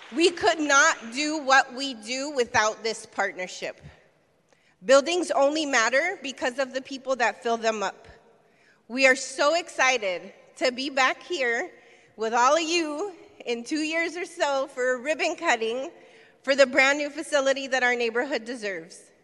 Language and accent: English; San Francisco, California, United States; I was born and raised in San Francisco, and I've lived in the South of Market uh, for over 20 years